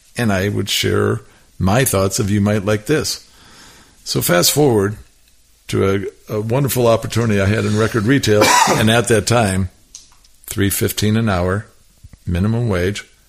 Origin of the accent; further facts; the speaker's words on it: Milwaukee, Wisconsin, United States; the house that I grew up in in Milwaukee